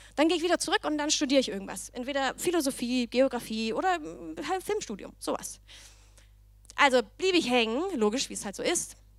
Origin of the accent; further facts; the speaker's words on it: Denmark; accent: Danish; German is a second language; moved away as an adult; also born or lived in Berlin, Germany; now in Germany; ich komme aber aus Dänemark